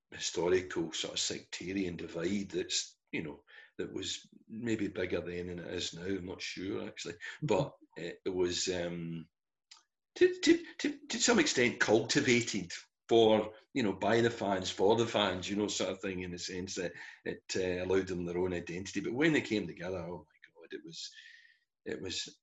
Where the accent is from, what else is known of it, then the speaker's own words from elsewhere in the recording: Glasgow, Scotland, United Kingdom; moved away as an adult; it was my hometown